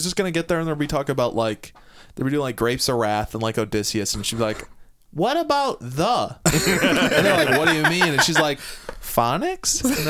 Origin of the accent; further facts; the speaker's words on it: United States; We're from America.